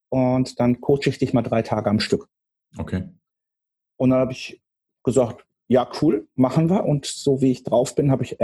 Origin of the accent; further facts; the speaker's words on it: Dortmund, North Rhine-Westphalia, Germany; moved away as an adult; also born or lived in Marburg; now in Hamburg, Germany; Ich komme aus dem Pott, ich komme aus Dortmund ähm, und habe aus dieser Stadt ein paar Präferenzen mitgenommen, auch hier nach Hamburg.